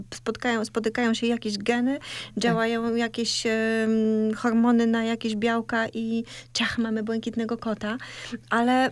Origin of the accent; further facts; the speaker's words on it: Kartuzy, Pomeranian Voivodeship, Poland; moved away; kartuzy, miejsce, w którym się wychowałam